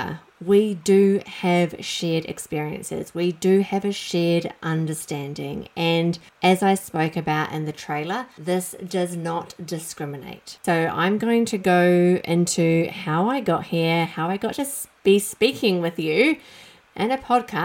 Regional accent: New Zealand; I grew up in New Zealand, as you might be able to tell from my accent

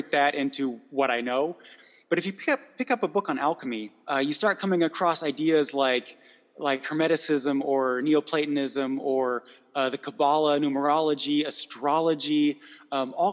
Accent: United States; accent: American; my horrible American accent

